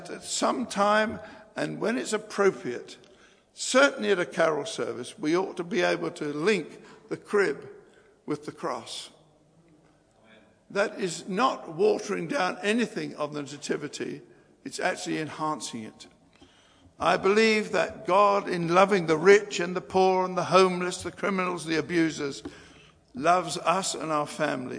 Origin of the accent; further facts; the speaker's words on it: England, United Kingdom; us as English people